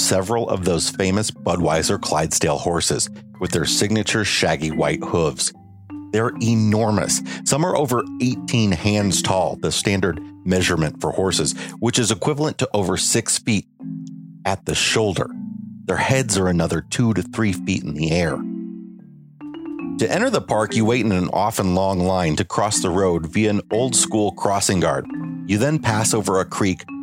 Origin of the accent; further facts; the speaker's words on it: Northern Illinois, United States; As a kid from Northern Illinois, we took a lot of family summer road trips to St. Louis.